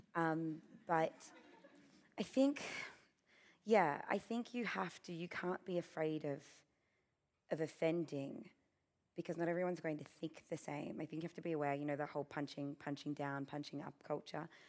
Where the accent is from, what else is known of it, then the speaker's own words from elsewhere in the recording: Australia; being Australian